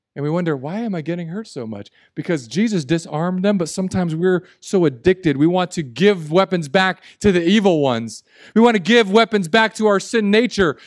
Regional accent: Southern California, United States; the emergency Spanish I learned where I grew up in Southern California

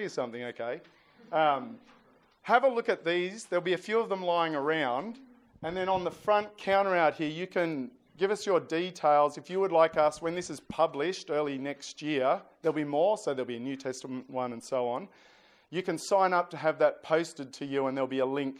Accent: New South Wales, Australia; I'm from New South Wales

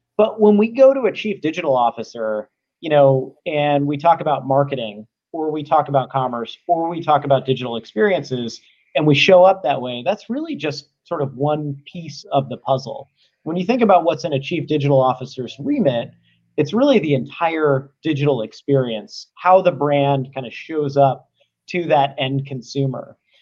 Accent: Cincinnati, Ohio, United States; also born or lived in Atlanta; now in San Francisco, United States; I grew up in Cincinnati

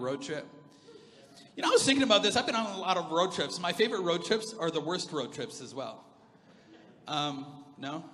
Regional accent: Alberta, Canada; we're from Alberta, man.

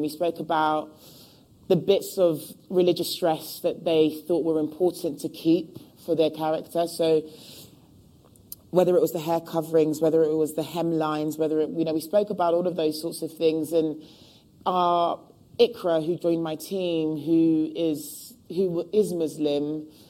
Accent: London, United Kingdom; born and raised in Hackney

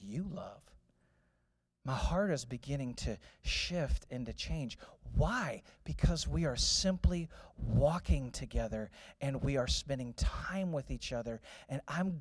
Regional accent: St. Louis, Missouri, United States; I was born in St. Louis.

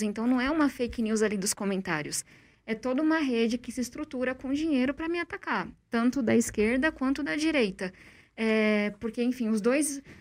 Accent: São Paulo, Brazil; eu cresci em uma ocupação na periferia de São Paulo

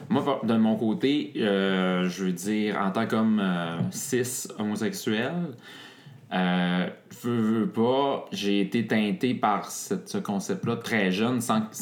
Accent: Montreal, Quebec, Canada; 29 ans, Montréal

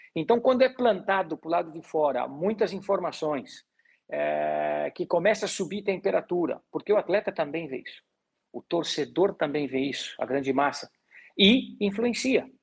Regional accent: Gaúcho, Rio Grande do Sul, Brazil

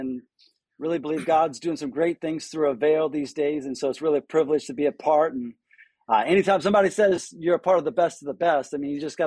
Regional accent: just outside of New Orleans, South Louisiana, United States; moved away as an adult; also born or lived in Birmingham, Alabama; I'm born and raised in South Louisiana, just outside of New Orleans.

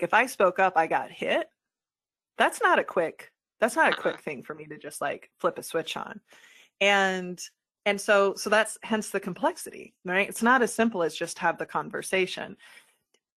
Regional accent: Midwest, United States; I'm a white woman in the Midwest.

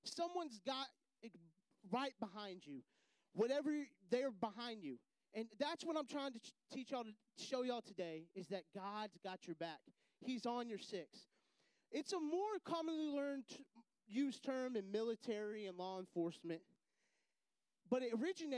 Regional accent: Texas, United States; moved away as an adult; also born or lived in Houston, Texas; I'm from Texas

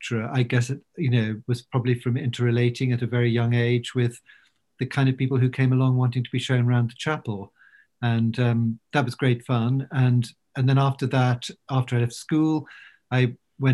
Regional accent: London, United Kingdom; also born or lived in Wiltshire; I was brought up partly in London and partly in Wiltshire.

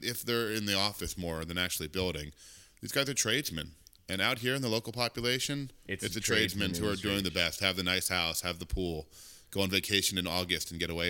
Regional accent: Philadelphia, Pennsylvania, United States; moved away; also born or lived in Steamboat Springs, Colorado; I grew up in Philadelphia.

